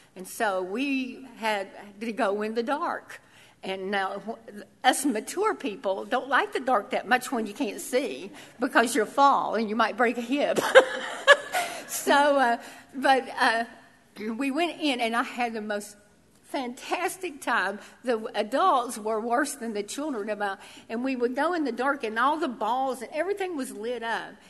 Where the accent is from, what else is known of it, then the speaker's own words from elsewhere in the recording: Tennessee, United States; I'm from Tennessee, so I thought I lived in the South, but I lived in hollers.